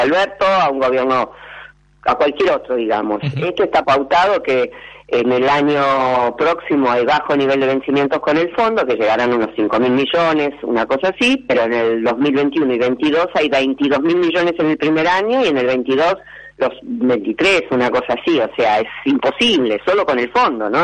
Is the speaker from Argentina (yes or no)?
yes; Argentina; vamos a tener otra posibilidad como argentinos